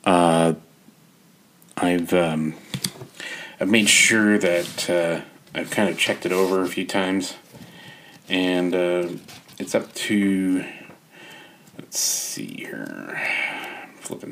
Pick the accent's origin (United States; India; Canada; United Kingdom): Canada; as a Canadian author